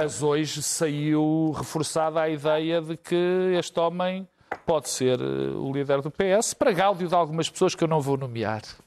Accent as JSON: {"language": "Portuguese", "country": "Portugal", "also_born_or_lived": "Lisbon / Porto", "said": "Mas eu sou português, vivo em Lisboa e vivo no Porto"}